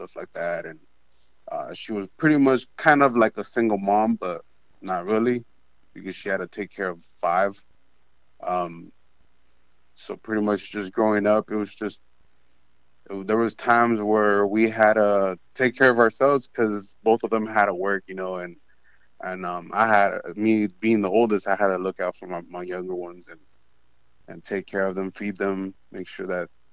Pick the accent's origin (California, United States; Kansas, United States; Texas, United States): California, United States; Santa Ana; also born or lived in Tustin, California; I grew up in Santa Ana, Orange County.